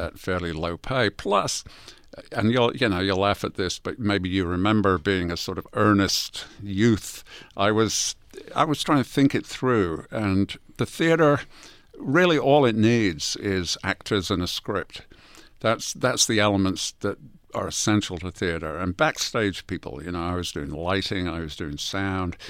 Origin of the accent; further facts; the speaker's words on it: England, United Kingdom; moved away; I'm from England.